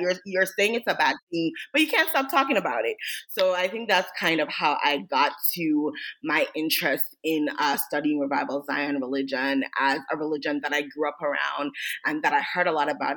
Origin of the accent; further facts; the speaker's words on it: Jamaica; I grew up in Jamaica